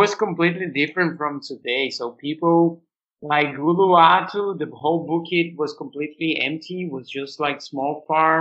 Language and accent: English; Brazil; born or raised there; also born or lived in Australia / São Paulo